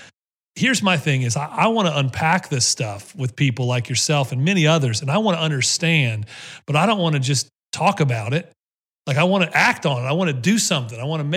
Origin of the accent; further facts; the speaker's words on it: Ohio, United States; even though my papa was from the South, I was raised in Ohio.